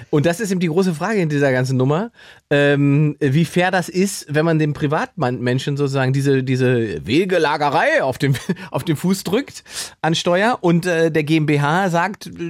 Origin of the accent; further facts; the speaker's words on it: East Germany, Germany; bin ja auch Ossi, deswegen ähm, muss ich oder muss mir tatsächlich ähm, ähm, auch darüber Gedanken machen, beziehungsweise wurde das erste Mal mit meiner ostdeutschen Identität überhaupt konfrontiert, als ich in Westdeutschland auf Tournee war.